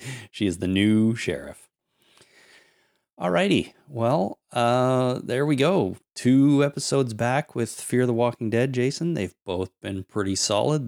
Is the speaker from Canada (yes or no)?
yes; Canada; I'm Canadian